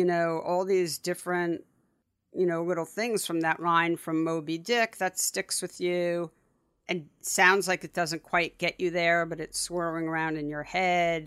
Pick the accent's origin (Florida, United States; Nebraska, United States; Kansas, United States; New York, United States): New York, United States; New York City; I grew up, you and I grew up really close to each other. but I went to school growing up in the West Village, and so the Upper West Side to the West Village was like, that was, that was all I knew